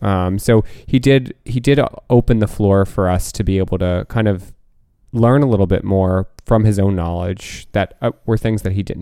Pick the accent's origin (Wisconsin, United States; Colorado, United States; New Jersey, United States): New Jersey, United States; And like there were like other people from New Jersey, that's and right. they literally lived the town over from me